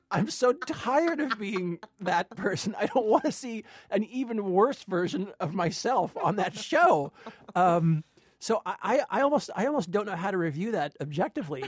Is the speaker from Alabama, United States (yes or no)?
no; Long Beach, California, United States; I grew up in Long Beach, which is, uh, a ways away from, from Compton